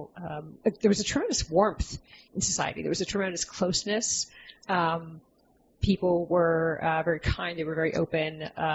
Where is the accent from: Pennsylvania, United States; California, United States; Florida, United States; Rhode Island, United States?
Pennsylvania, United States; Philadelphia; moved away as an adult; also born or lived in Hong Kong / Shanghai / Washington, D.C.; now in Albany, United States; I'm not from here. I grew up in Philadelphia. I lived many places, mostly very, very large cities.